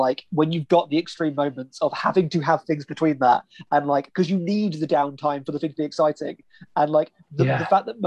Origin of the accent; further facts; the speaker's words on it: United Kingdom; as a British person